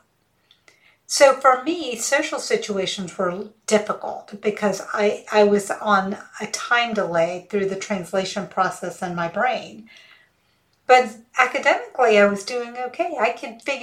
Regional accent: rural Georgia, United States; first language Hindi; English is a second language; also born or lived in Auburn, Alabama / Mississippi; my dad got a job in rural Georgia, working as a researcher at the University of Georgia. It wasn't the main campus, it was a satellite campus. But anyway, so that's where we were raised

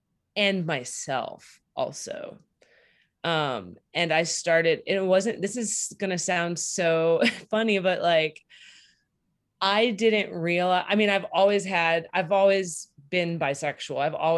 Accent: San Diego, California, United States; also born or lived in New Bedford, Massachusetts; I grew up in California and the Northeast. So I grew up in San Diego and New Bedford, Massachusetts.

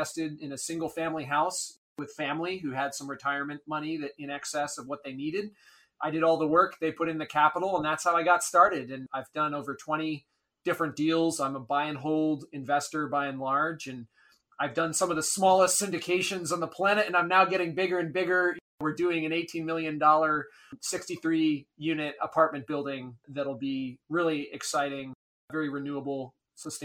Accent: Maine, United States; also born or lived in Bolivia; I grew up in Maine, a middle-class background

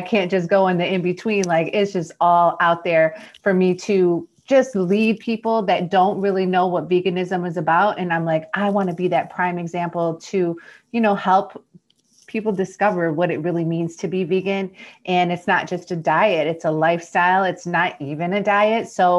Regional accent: Detroit, Michigan, United States; I'm from Detroit, Michigan.

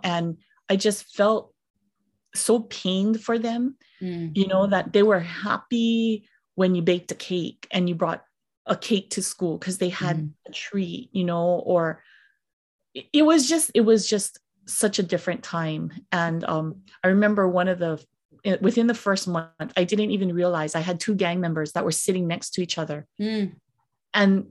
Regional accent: Kailua, Hawaii, United States; I grew up in Kailua, which is on the windward side of the island of Oahu. And they're a very middle-class neighborhood, very, mm-hmm, you know, very middle-class.

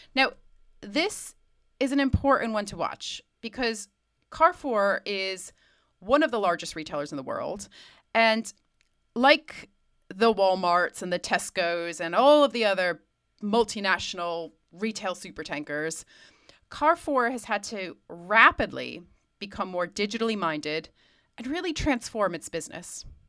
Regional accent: United States; as an American

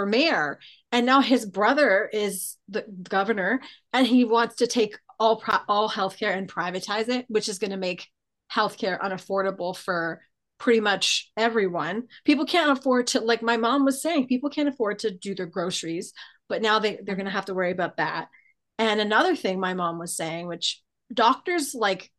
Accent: Toronto, Ontario, Canada; where are you from? And I'm like, Toronto.

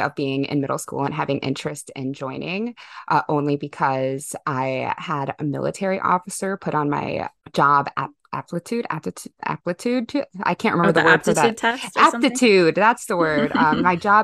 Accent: Keller, Texas, United States; That's where I went to elementary school.

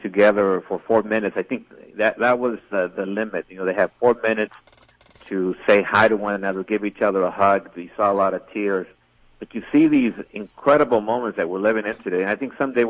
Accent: El Paso, Texas, United States; as a reporter and even as an El Pasoan

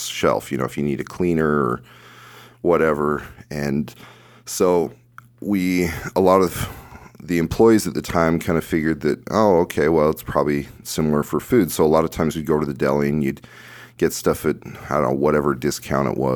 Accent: Kaysville, Utah, United States; in my town there where I grew up in Kaysville, Utah

